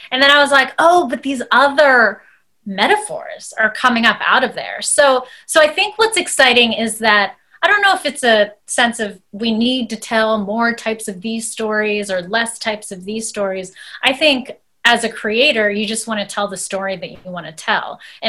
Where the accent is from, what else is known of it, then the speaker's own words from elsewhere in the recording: United States; one of my first projects where I was able to mix my Indian culture along with being American.